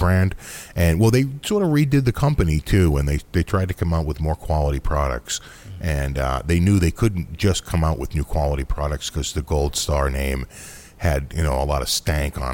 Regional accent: United States; we're American

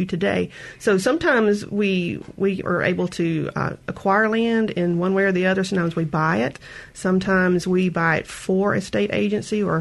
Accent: George County, Mississippi, United States; I grew up around there in George County

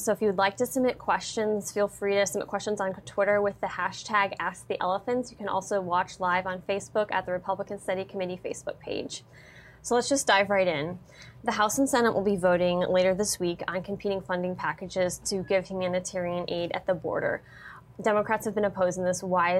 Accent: Texas, United States; Well, I'm from Texas, in a border state.

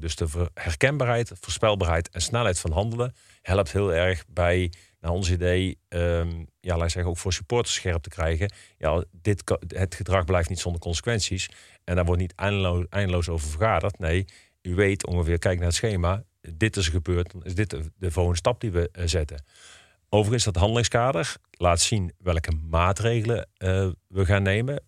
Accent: Eindhoven, North Brabant, Netherlands; now in Breda, Netherlands; ik kom uit Eindhoven, ben daar geboren en getogen

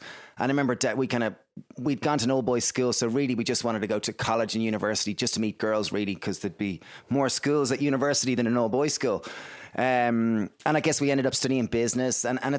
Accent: Greystones, Leinster, Ireland; So I guess we grew up in Greystones in Ireland. It's a small little town, about 20,000 people.

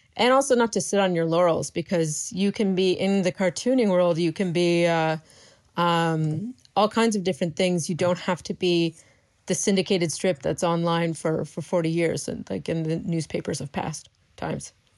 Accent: Canada; moved away as an adult; I live in my hometown

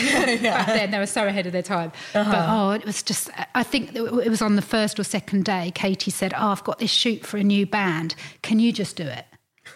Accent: Hertfordshire, East of England, United Kingdom; I grew up in Hertfordshire, it's like half an hour into London, so it's really easy.

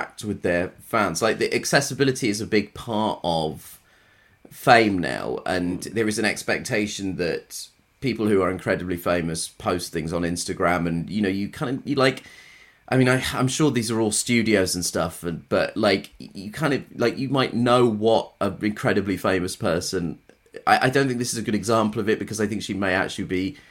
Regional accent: Croydon, London, United Kingdom; I grew up in Croydon

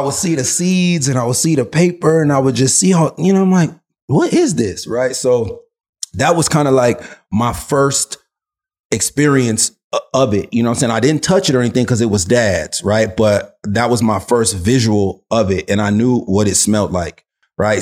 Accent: Los Angeles, California, United States; growing up, you know, in, in, in South Central, um, and I should clarify, right? My, my whole childhood was not in South Central

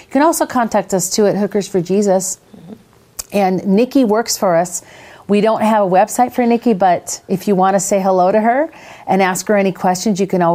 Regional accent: Minnesota, United States; moved away as an adult; also born or lived in Las Vegas; growing up in Minnesota, where there's like Minnesota nice and there's snow and there's hills.

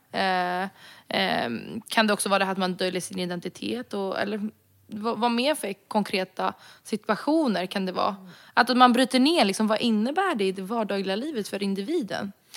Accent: Sweden; jag är rom från Sverige

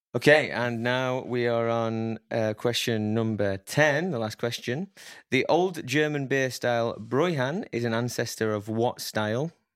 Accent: Sheffield, Yorkshire and the Humber, United Kingdom; I'm from Sheffield.

